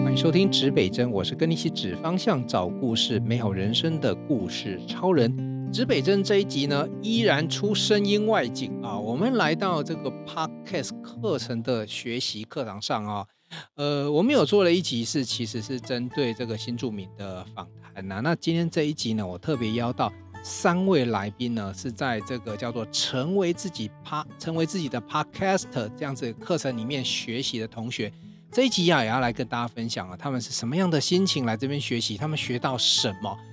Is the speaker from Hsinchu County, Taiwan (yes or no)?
yes; Hsinchu County, Taiwan; 我是道道地地的这个本土闽，闽南哈，我们住海边官比较大，因为以新竹来讲，这边是靠海的闽南人比较多哈